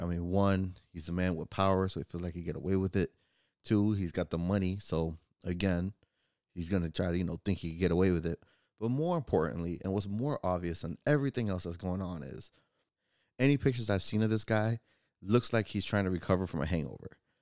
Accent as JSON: {"language": "English", "region": "Florida", "country": "United States", "said": "I'm from Florida"}